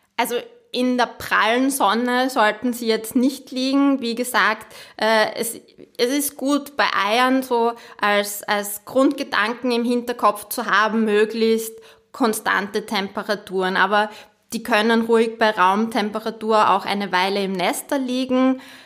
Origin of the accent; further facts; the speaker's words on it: Austria; bei uns in Bodenhaltung